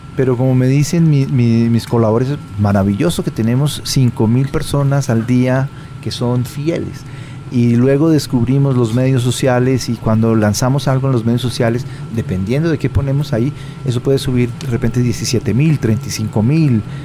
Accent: Bogotá, Colombia; now in Denmark; yo soy bogotano

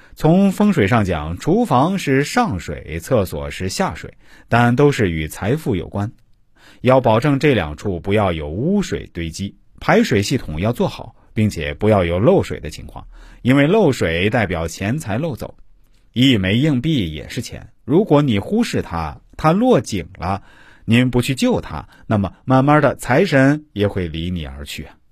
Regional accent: China; 我们中国人

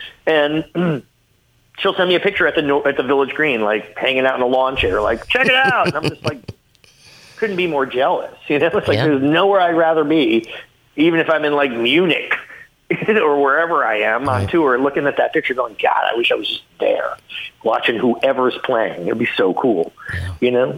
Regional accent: Ottawa, Ontario, Canada; And I grew up in Ottawa.

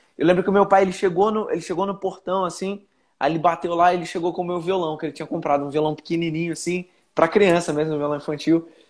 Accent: Belém, Pará, Brazil; moved away as an adult; now in São Paulo, Brazil; eu nasci em Belém, nasci em Belém do Pará. Minha família inteira é de lá

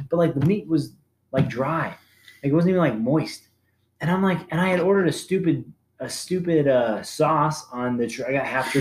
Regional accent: Arizona, United States; I'm from Arizona

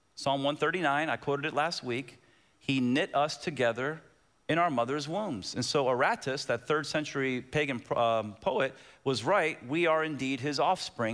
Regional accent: Waco, Texas, United States; moved away; also born or lived in Tampa, Florida; I was born physically in 1966 in Waco, Texas.

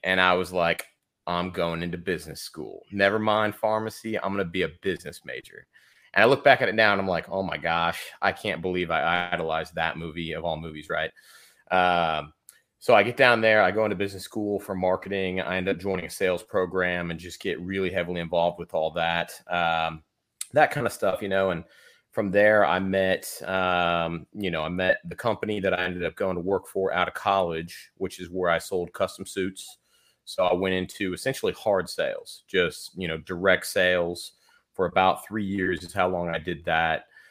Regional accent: Houston, Texas, United States; now in Austin, United States; we grew up in Houston, uh, in the suburbs of Houston.

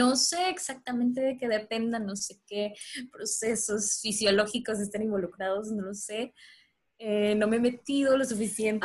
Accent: Mérida, Yucatán, Mexico; Yo no soy de la Ciudad de México, eh, soy de Mérida, Yucatán

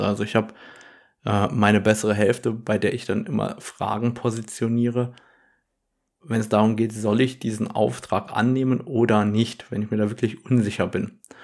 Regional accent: Germany; Bei uns in Deutschland

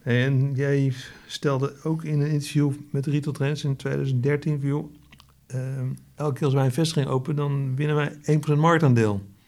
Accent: Netherlands; wij als Hollanders

